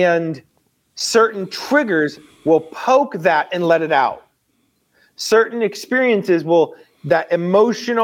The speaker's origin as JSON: {"language": "English", "country": "United States", "said": "I'm an American in a first world country"}